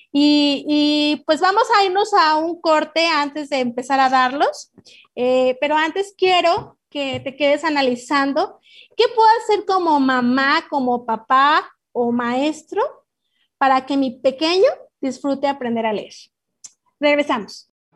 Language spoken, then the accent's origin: Spanish; Mexico; como mexicanos y como papás y como maestros